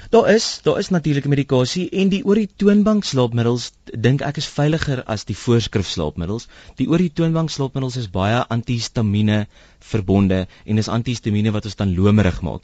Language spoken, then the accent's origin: Afrikaans; South Africa; ons as Suid-Afrikaners